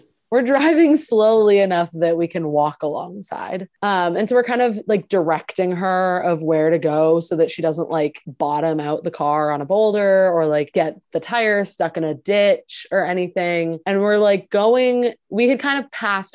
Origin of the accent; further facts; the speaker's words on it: Maine, United States; I'm from Maine, like that's like half my town